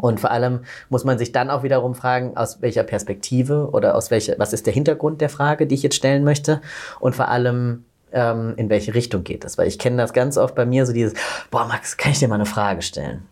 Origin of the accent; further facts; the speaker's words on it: Southern Germany, Germany; ich bin auf dem Land groß geworden in Süddeutschland